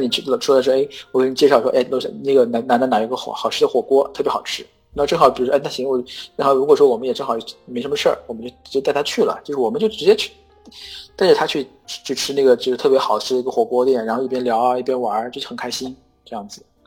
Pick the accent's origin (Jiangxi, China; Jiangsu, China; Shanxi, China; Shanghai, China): Jiangsu, China; Yangzhou; now in Chengdu, China; 我是江苏人，我是扬州人